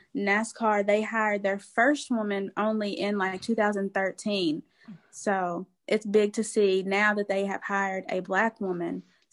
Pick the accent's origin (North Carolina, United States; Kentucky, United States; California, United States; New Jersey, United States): Kentucky, United States; near Paris; He is from Paris, Kentucky, which is like 20 minutes from my hometown.